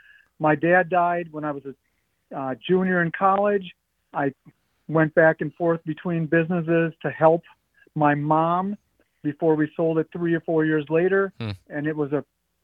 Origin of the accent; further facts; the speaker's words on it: La Crosse, Wisconsin, United States; now in Sussex, United States; I grew up in La Crosse. I went to La Crosse same time as you guys